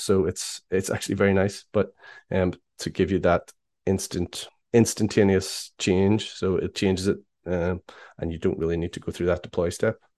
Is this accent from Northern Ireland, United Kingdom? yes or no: yes; Belfast, Northern Ireland, United Kingdom; I am from Belfast in Ireland.